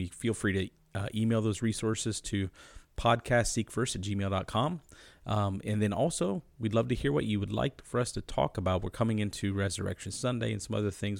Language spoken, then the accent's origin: English; United States; as American Christians